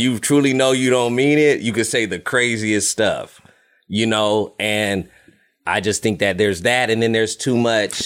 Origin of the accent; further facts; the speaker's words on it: United States; I'm American